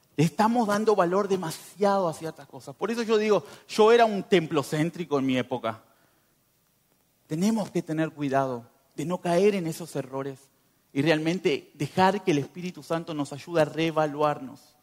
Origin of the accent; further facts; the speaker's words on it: northern Uruguay, Uruguay; moved away as an adult; now in Montenegro; Yo vengo de Uruguay, del norte